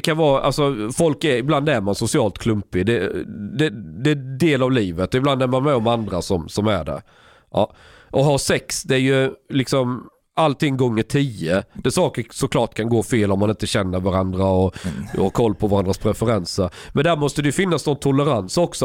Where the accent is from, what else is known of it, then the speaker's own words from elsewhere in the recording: Skåne, Sweden; moved away; jag växte upp i Skåne